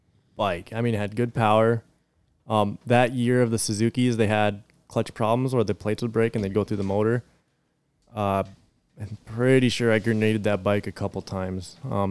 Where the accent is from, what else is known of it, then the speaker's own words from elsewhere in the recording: Piedmont, South Dakota, United States; Originally from here, Piedmont, South Dakota.